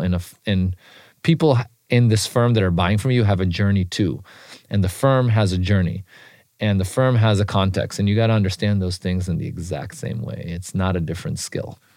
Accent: Israel; moved away; When I was growing up in Israel

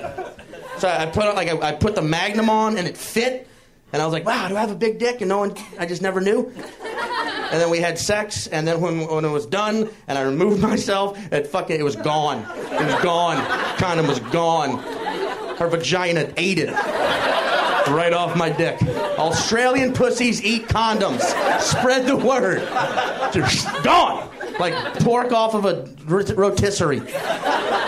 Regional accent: the South, United States; I grew up in the South

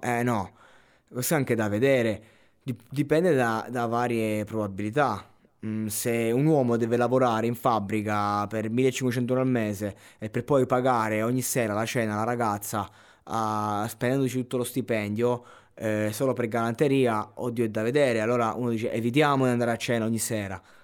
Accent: Abruzzo, Italy; sono cresciuto in Abruzzo

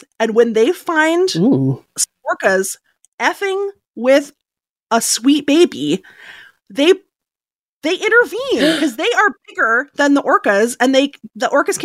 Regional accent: Seattle, Washington, United States; Megan and I were both born and raised in Seattle, Washington.

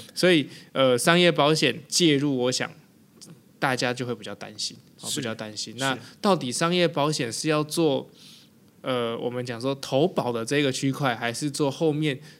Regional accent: Taiwan; 我们台湾人

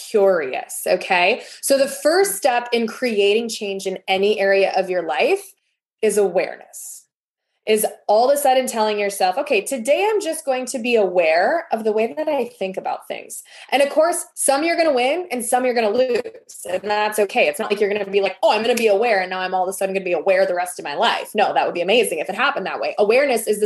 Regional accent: Wisconsin, United States; I'm from Wisconsin, so we eat a lot of cheese and that's a dairy state.

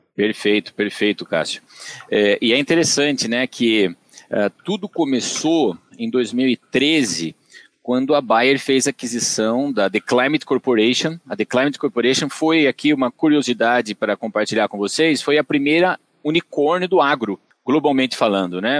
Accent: Tatuí, São Paulo, Brazil; accent: caipira; eu sou natural de Tatuí, eu vou comentar isso porque facilmente vocês vão identificar pelo meu sotaque meu sotaque é caipira

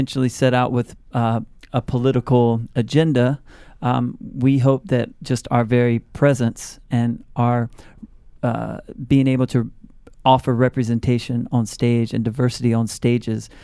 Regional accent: South Carolina, United States; My home state of South Carolina

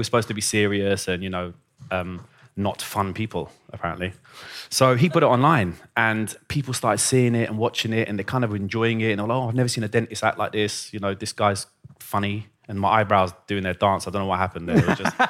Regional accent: Iran; born there; So I was born in Iran and music was a massive part of my life.

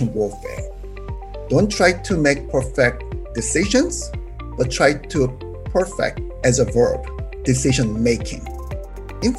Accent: South Korea; moved away as an adult; now in United States; I was born in South Korea

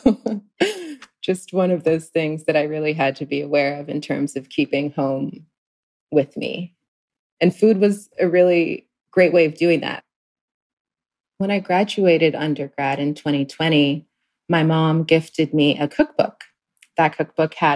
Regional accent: U.S. Virgin Islands; moved away; I grew up in St. Croix, the Virgin Islands.

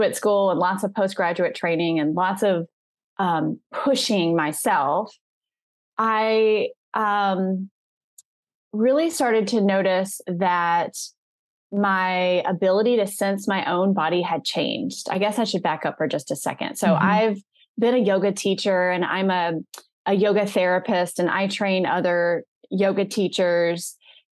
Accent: the South, United States; I'm from the South

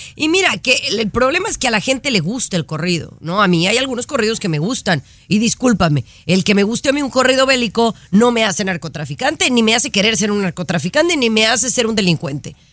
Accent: Mexico; moved away; estoy preocupada por lo que está pasando en mi país, allá en México.

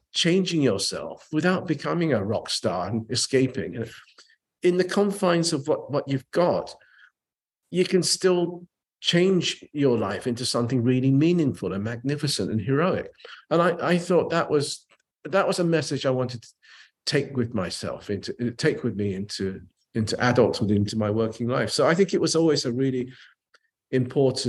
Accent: England, United Kingdom; also born or lived in Japan; I was a Japanese kid growing up in England.

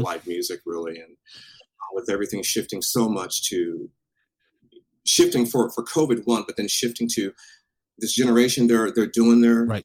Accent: Tacoma, Washington, United States; moved away; also born or lived in Alaska; born and raised in Tacoma

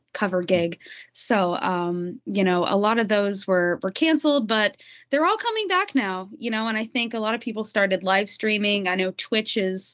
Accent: Greenville, Ohio, United States; also born or lived in Dayton, Ohio; now in Florida, United States; I was born in Dayton, Ohio. I grew up in Greenville, Ohio, though.

